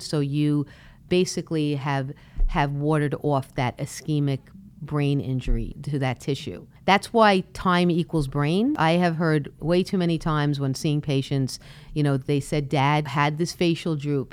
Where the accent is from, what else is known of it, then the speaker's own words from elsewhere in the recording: Brooklyn, New York, United States; I was born and raised in Brooklyn